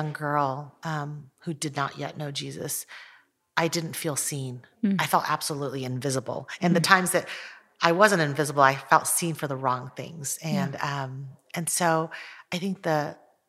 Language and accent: English; United States; also born or lived in Taiwan; moved to the United States when I was almost 5